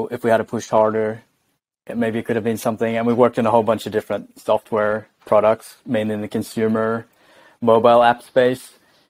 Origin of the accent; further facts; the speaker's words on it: Jervis Bay, Jervis Bay Territory, Australia; moved away as an adult; now in Stockholm, Sweden; I live in Stockholm, Sweden, but I'm Australian. I'm originally from Jervis Bay, Australia. So I've lived in Sweden for 4 years now. Maybe the accent isn't too strong.